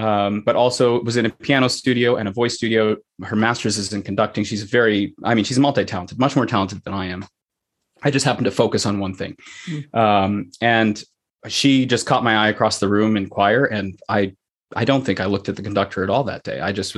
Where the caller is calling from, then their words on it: Saline, Michigan, United States; I am in Saline, Michigan, which is my home.